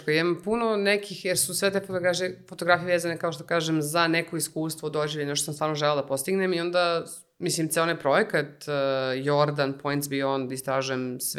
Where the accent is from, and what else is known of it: Serbia